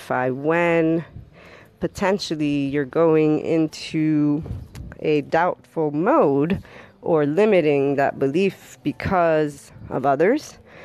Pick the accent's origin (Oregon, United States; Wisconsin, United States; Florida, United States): Florida, United States; I am actually from the Sunshine State